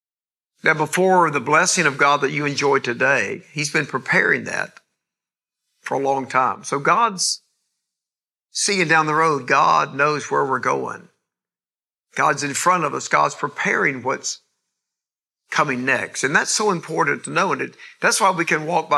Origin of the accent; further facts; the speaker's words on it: East Point, Georgia, United States; south side of Atlanta where I grew up in East Point